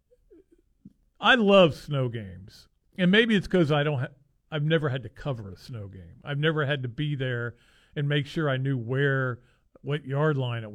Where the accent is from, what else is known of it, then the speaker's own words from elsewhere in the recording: Gainesville, Florida, United States; I grew up in Gainesville. I've been, you know, here forever